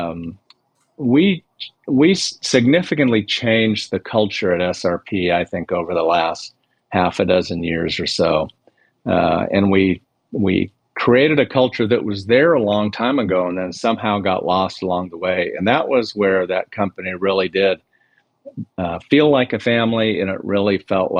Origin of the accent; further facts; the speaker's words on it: Tucson, Arizona, United States; I grew up in Tucson